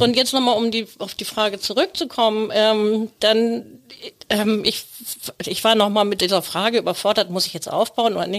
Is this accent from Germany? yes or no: yes; Plön, Schleswig-Holstein, Germany; Ich komme aus Plön